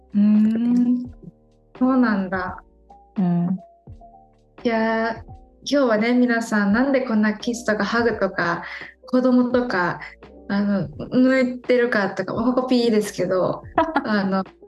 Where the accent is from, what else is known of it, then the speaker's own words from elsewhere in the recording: Japan; first language Japanese; also born or lived in Brazil; 日本で生まれ育ったんだけど